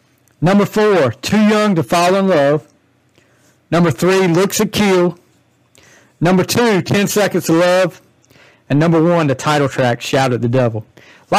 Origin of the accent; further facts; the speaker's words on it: the South, United States; accent: Southern; also born or lived in North Carolina; You can tell from the accent I'm from the South